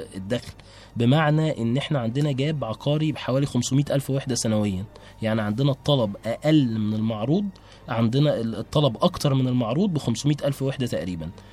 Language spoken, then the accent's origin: Arabic; Egypt; عندنا في مصر